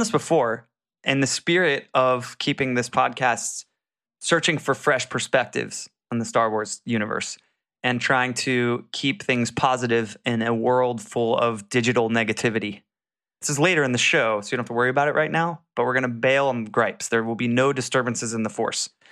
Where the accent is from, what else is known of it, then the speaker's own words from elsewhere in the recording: Jacksonville, Florida, United States; I'm from Jacksonville